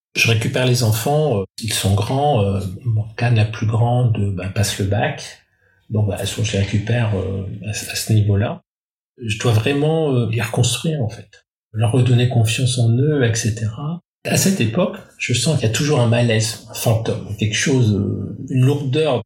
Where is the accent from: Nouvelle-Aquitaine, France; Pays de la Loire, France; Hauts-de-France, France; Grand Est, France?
Hauts-de-France, France; Roubaix; Je suis né à Roubaix, donc une ville ouvrière, une ville à problème, et une ville attachante une ville de brassage